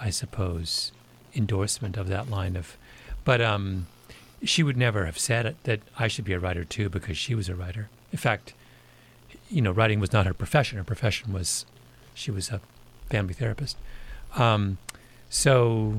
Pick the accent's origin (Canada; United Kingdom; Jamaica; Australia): Canada; I'm a Canadian